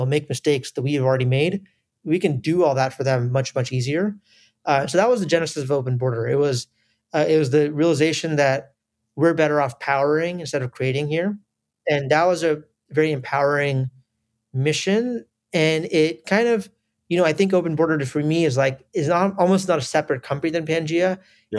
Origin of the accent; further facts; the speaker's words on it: United States; born there; I was born in the US, but I have family in India, Southeast Asia, the Middle East, a little bit in Europe, and some in America as well.